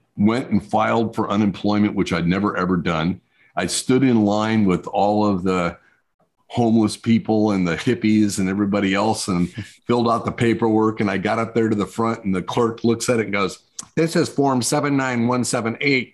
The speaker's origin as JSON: {"language": "English", "region": "New Mexico", "country": "United States", "tie": "born or raised there", "said": "I grew up in New Mexico in the desert."}